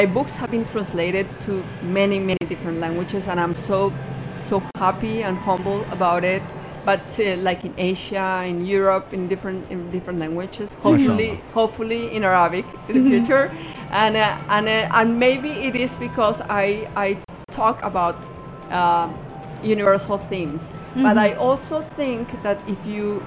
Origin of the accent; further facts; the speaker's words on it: Colombia; my home country in Colombia.